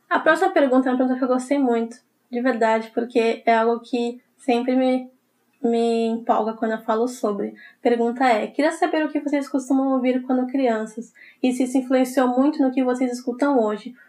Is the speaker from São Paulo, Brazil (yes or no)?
yes; São Paulo, Brazil; eu sou de São Paulo